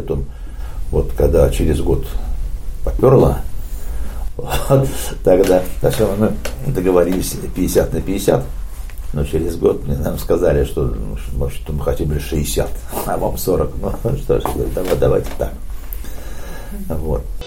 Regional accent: Saint Petersburg, Russia; moved away as an adult; now in Finland; Родом я из Питера

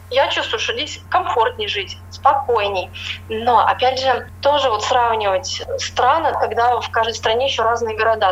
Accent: Russia; moved away as an adult; now in England

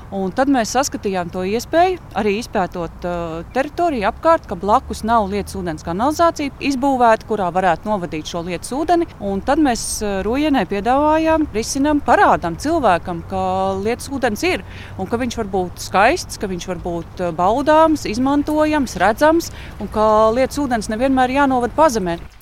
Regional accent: Riga, Latvia; Rīgas šausmīgi mīlu, tā ir mana dzimtā pilsēta.

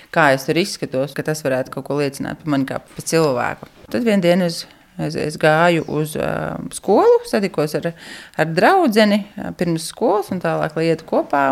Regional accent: Riga, Latvia; moved away as an adult; now in Raiskums, Latvia; Es esmu no Rīgas, bet pēc būtības bērnībā man katra vasara tika pavadīta laukos.

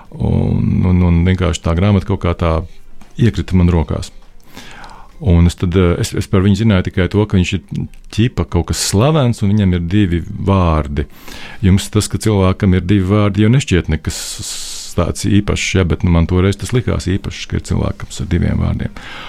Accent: Jelgava, Zemgale, Latvia; es no Jēlgavas, no Pārlielupas

